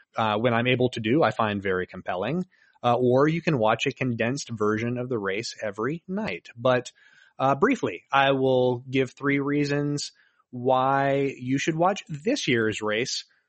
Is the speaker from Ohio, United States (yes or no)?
no; Daytona Beach, Florida, United States; I was raised in Daytona